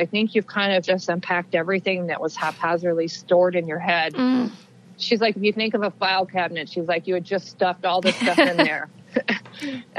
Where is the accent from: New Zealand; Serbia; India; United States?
United States; Wichita, Kansas; the Wichita Eagle in Kansas, my hometown paper